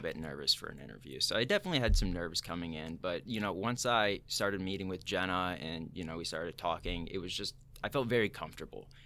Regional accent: Batavia, Illinois, United States; also born or lived in Muncie, Indiana / New Jersey; born and raised in Batavia, so not too far from here

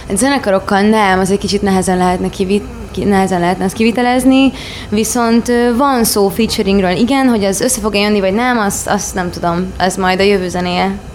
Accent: Baja, Bács-Kiskun, Hungary; Baján nőttem fel

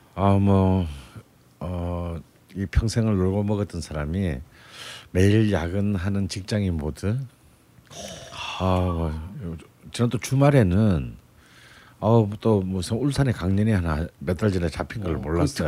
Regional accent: near Eonyang, Gyeongsang, South Korea; 그래도 제 고향이랑 가까운 곳이니까

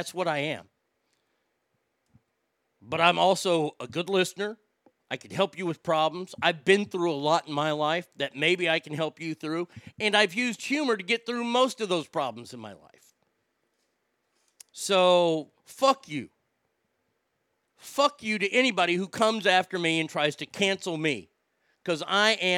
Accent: Texas, United States; I'm from Texas

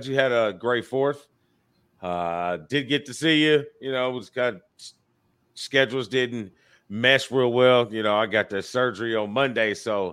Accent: United States; also born or lived in Indiana; I'm an American.

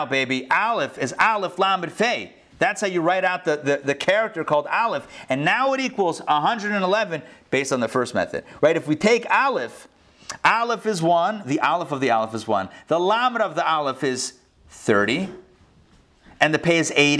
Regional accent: Pittsburgh, Pennsylvania, United States; now in Atlanta, United States; my local area code growing up in Pittsburgh, Pennsylvania

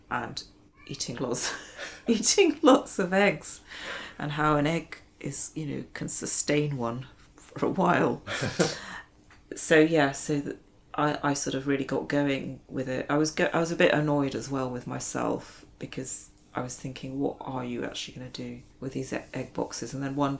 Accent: India; moved away; being born and brought up in India

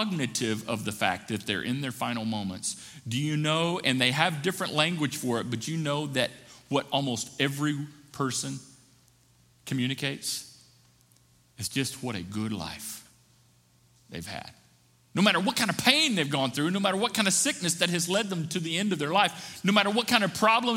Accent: the South, Appalachia, United States; I grew up in churches in the South, in Appalachia.

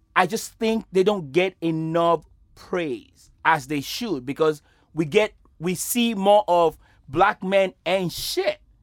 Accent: Nigeria; moved away; growing up in Nigeria

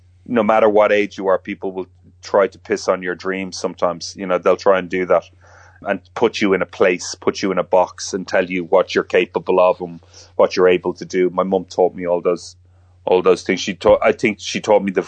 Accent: Ireland; being Irish

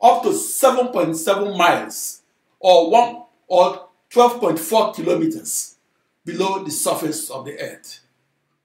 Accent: Onitsha, Anambra, Nigeria; my hometown of Onitsha, Nigeria

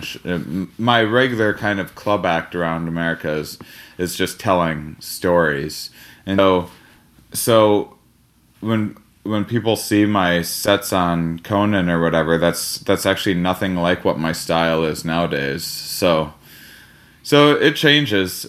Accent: Wisconsin, United States; I'm from Wisconsin

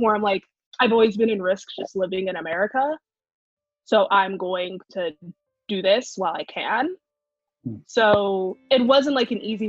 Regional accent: Gaithersburg, Maryland, United States; also born or lived in Frederick, Maryland / New York; I am from Gaithersburg, Maryland

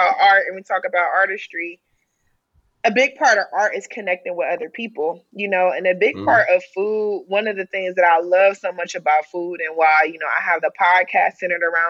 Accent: the South, United States; We come from the South

